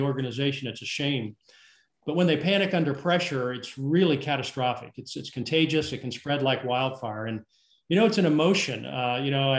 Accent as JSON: {"language": "English", "region": "South Carolina", "country": "United States", "said": "my home state of South Carolina"}